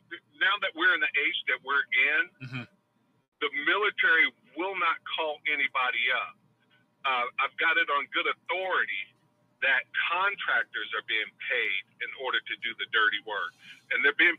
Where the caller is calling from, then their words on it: Oakland, California, United States; Mike, … from Oakland.